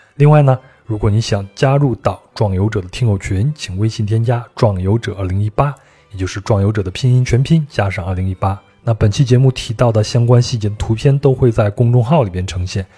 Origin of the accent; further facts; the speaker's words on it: Guizhou, China; 我对们贵州那边的苗族的